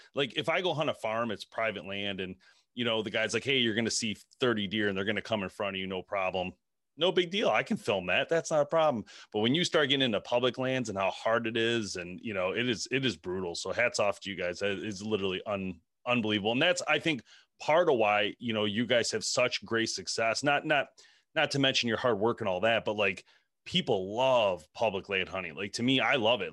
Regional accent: Michigan, United States; we're from Michigan

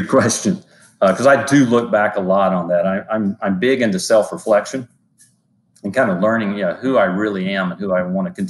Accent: Virginia, United States; moved away as an adult; also born or lived in North Carolina; I'm actually from the Southeast, so I'm from Virginia. And I moved to North Carolina after I finished school.

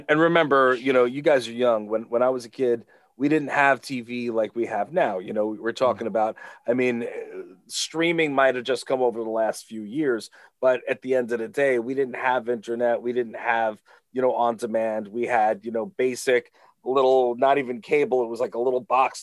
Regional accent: Long Island, New York, United States; I am from Long Island. I grew up here.

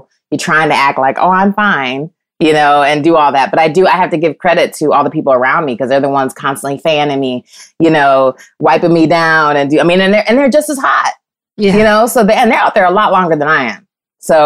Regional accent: Midwest, United States; now in Los Angeles, United States; I'm from the Midwest, so I'm used to, you know, I grew up with humidity and things like that. I've been a little spoiled being in LA.

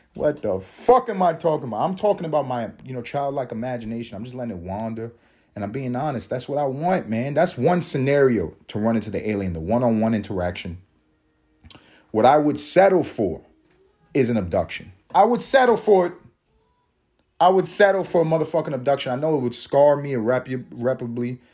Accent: United States; I am American

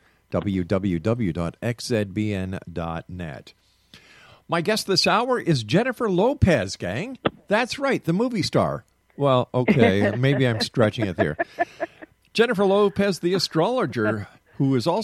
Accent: Canada; I'm not an American. I'm a Canadian

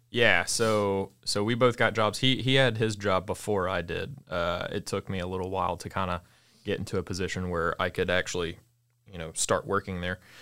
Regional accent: Hattiesburg, Mississippi, United States; also born or lived in Gulfport; I was born and raised in South Mississippi, uh, technically born in Gulfport, raised in Hattiesburg

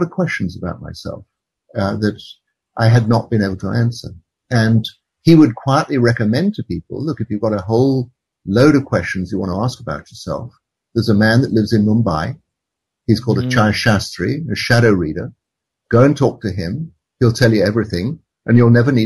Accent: England, United Kingdom; moved away as an adult; also born or lived in India; how I grew up in England

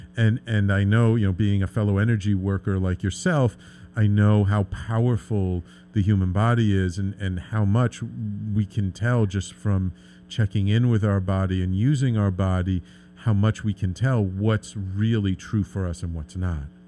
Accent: New York City, New York, United States; I grew up in the Bronx. I've I've lived in the city my entire life

